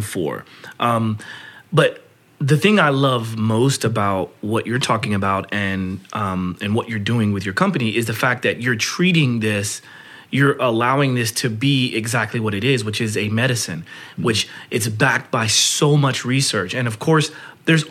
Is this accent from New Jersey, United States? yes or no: no; Oklahoma, United States; I grew up in Oklahoma